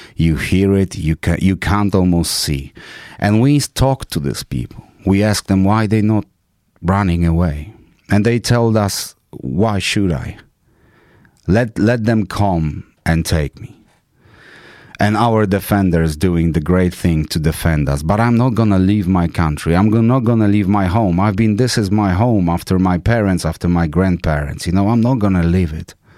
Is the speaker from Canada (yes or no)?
no; Poland; English is a second language; now in United Kingdom; I'm come from Poland